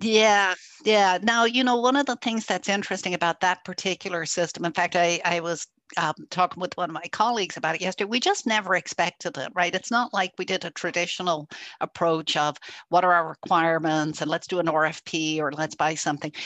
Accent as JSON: {"language": "English", "country": "Ireland", "also_born_or_lived": "Germany", "moved": "yes", "lives_now": "United States", "said": "I'm actually an immigrant. I'm originally from Ireland, uh, and I have lived in Germany and moved to the US a long time"}